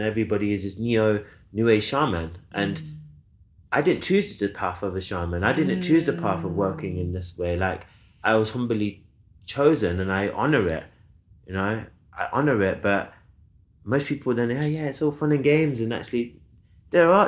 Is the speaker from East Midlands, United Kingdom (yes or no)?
yes; Leicester, East Midlands, United Kingdom; my hometown, Leicester.